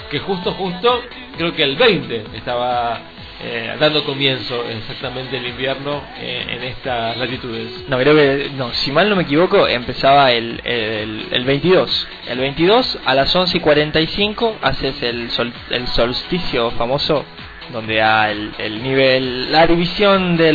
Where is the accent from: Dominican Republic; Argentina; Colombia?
Argentina; Así somos los argentinos.